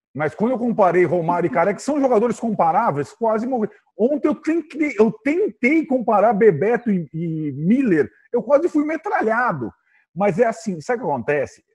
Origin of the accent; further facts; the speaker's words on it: São Paulo, Brazil; mesmo sendo paulista